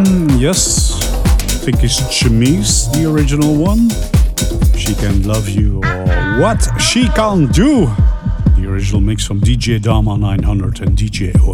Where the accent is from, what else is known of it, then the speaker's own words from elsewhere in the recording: Flemish part of Belgium, Flanders, Belgium; English is a second language; I'm from Belgium, right? From the Flemish part of Belgium. We speak Dutch over here.